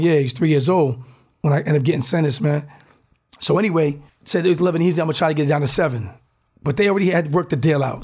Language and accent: English; Newport, Rhode Island, United States; I was the first from Newport, Rhode Island, one of the first in, in Rhode Island.